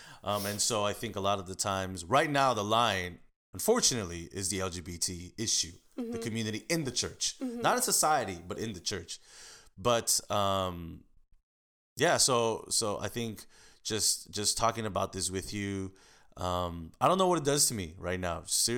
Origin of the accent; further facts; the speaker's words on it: United States; And actually living in Koreatown, because that's my hometown. That's my backyard.